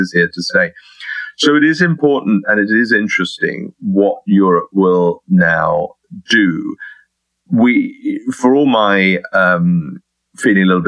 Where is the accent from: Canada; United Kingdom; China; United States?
United Kingdom; as a Brit